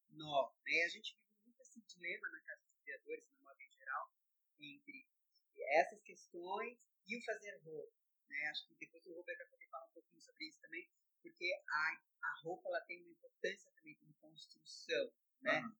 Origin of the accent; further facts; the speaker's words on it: Campinas, São Paulo, Brazil; eu nasci em Campinas, vivo lá desde que eu nasci